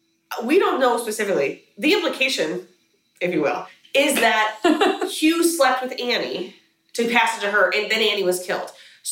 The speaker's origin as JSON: {"language": "English", "country": "United States", "said": "as an American"}